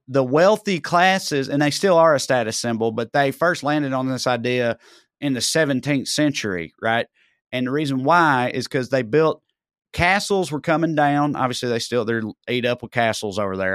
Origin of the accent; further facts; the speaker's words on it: Tennessee, United States; now in Los Angeles, United States; not only am I from Tennessee, I wanna be, I wanted to be, like, I'm from Tennessee